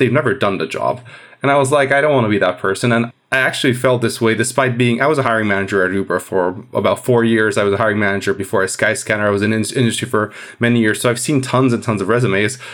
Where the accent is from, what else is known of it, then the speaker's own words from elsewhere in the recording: Hungary; moved away as an adult; also born or lived in Edinburgh, United Kingdom; I'm from Hungary